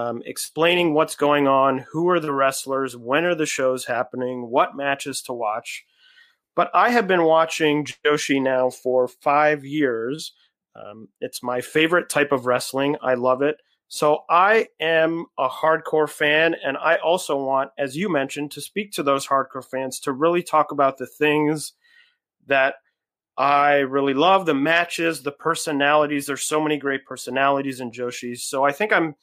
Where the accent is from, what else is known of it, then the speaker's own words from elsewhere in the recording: Cleveland, Ohio, United States; now in New York, United States; I'm originally from Cleveland, Ohio